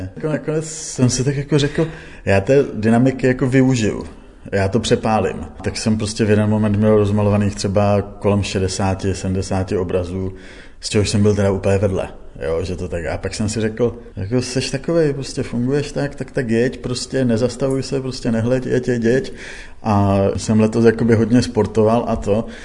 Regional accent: Czechia; vyrůstal jsem na vesnici

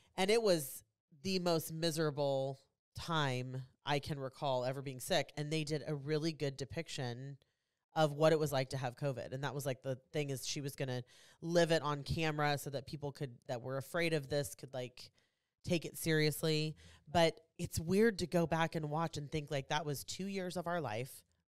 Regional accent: Kansas City, United States; I'm from Kansas City, so I wear a lot of Kansas City stuff.

